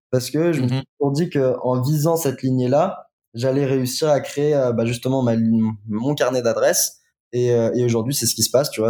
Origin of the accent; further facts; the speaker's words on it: Lyon, Auvergne-Rhône-Alpes, France; Je suis lyonnais.